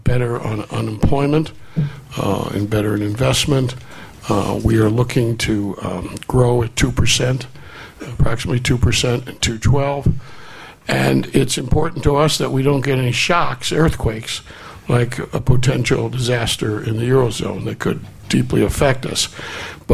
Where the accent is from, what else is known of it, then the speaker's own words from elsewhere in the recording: United States; being American